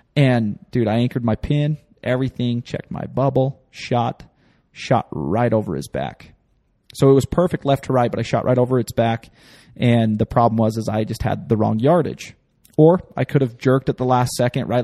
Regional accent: the West, base of the Wasatch Mountains, Utah, United States; I grew up in the West and, uh, you know, at the base of the Wasatch Mountains

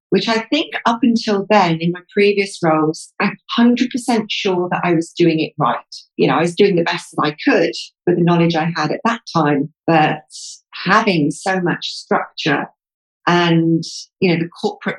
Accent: Devon, South West England, United Kingdom; moved away as an adult; also born or lived in London; now in Dubai, United Arab Emirates; I'm from the UK. Southwest. My family mainly come from Cornwall, but I was actually born and bred in Devon

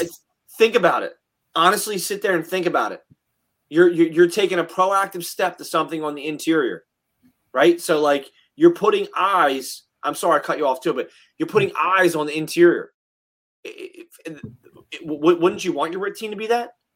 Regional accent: New Jersey, United States; we're from Jersey

